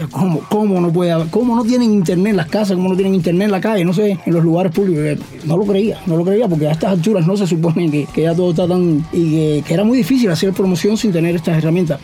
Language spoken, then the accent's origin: Spanish; Cuba